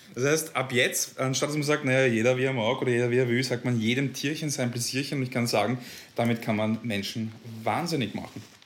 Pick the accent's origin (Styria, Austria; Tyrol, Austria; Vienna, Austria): Vienna, Austria; ich als Wiener